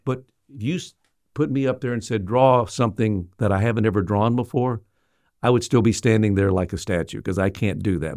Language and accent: English; Little Rock, Arkansas, United States; I was from Little Rock.